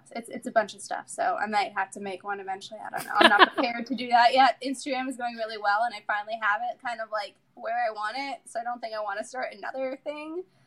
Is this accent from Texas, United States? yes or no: no; Chicago, Illinois, United States; moved away; I'm from Chicago originally, so we were living in Illinois.